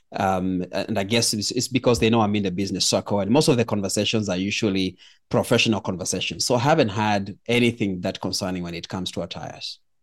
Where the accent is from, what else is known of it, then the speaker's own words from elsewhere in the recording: Kenya; I was born in Kenya